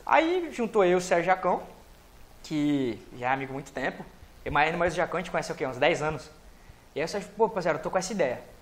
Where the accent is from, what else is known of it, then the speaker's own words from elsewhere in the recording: Cubatão, São Paulo, Brazil; also born or lived in Santos; Nasci, nasci, nasci em Santos, mas sempre criado em Cubatão